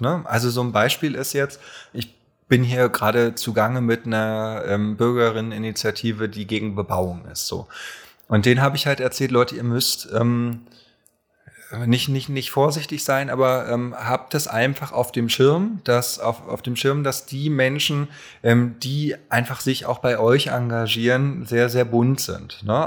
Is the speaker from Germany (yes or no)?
yes; Berlin, Germany; also born or lived in Alt-Treptow, Berlin; Ich bin nämlich geboren in Köpenick und wohne jetzt in Alt-Treptow